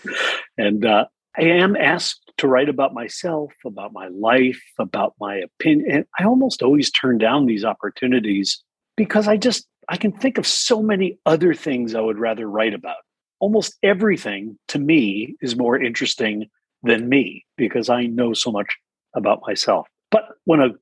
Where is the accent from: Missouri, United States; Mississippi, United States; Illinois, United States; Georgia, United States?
Illinois, United States; Chicago; also born or lived in Ithaca, New York; I was raised largely in the Chicago area.